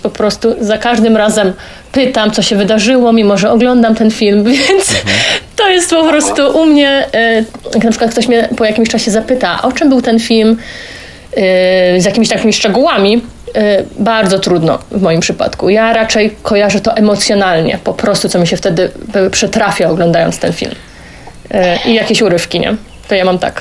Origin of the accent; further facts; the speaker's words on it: Silesian Voivodeship, Poland; ze Śląska